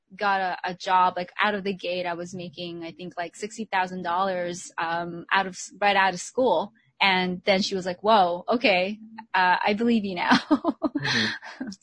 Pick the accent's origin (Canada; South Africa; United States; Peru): United States; also born or lived in Philippines; I grew up in the States